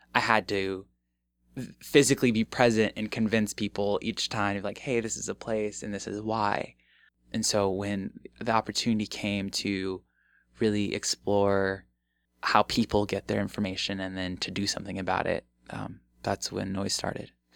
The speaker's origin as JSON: {"language": "English", "town": "Omaha", "region": "Nebraska", "country": "United States", "tie": "born or raised there", "also_born_or_lived": "Bellevue, Nebraska", "said": "I come back to my hometown and see that, like, the neighborhood that I grew up in looks exactly the same"}